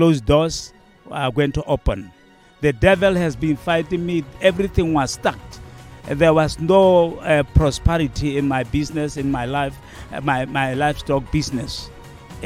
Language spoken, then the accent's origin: English; Botswana; from Botswana.